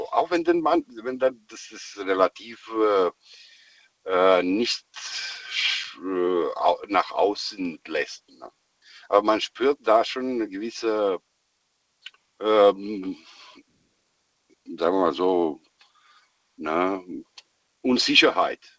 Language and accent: German; Romania; German is a second language; now in Stuttgart, Germany; Ich bin aus Herkunft von Rumänien.